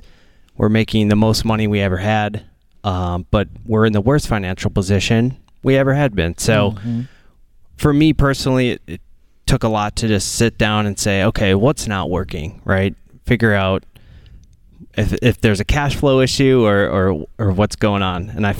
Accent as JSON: {"language": "English", "town": "Minneapolis", "region": "Minnesota", "country": "United States", "said": "We are from Minneapolis, Minnesota."}